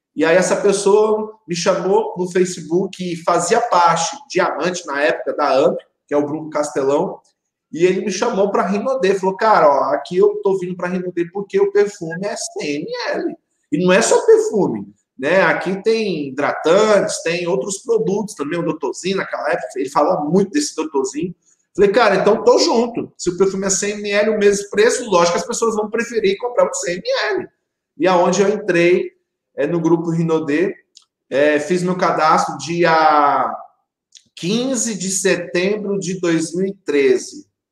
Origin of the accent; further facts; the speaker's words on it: Ariquemes, Rondônia, Brazil; eu sou daqui de Ariquemes, Rondônia, uma cidade de 120 mil pessoas, né? Interior de Rondônia, a terceira cidade maior do estado e desde pequeno, né, sempre eu vi os meus pais sendo é, empreendedor